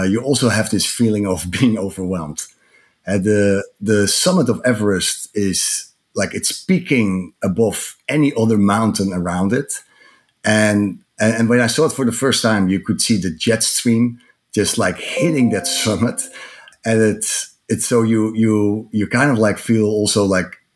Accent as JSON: {"language": "English", "town": "Amsterdam", "region": "North Holland", "country": "Netherlands", "second_language": "English", "moved": "as an adult", "lives_now": "United States", "said": "In my accent, you can hear that I'm not originally American. I'm from Amsterdam, but moved 15 years ago"}